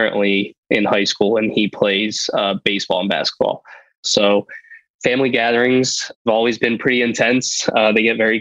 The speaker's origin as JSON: {"language": "English", "town": "Allentown", "region": "Pennsylvania", "country": "United States", "tie": "born or raised there", "also_born_or_lived": "Millersville, Pennsylvania", "lives_now": "Lancaster, United States", "said": "I grew up in Allentown and then went to school out here at Millersville, met my wife, and then we live in Lancaster"}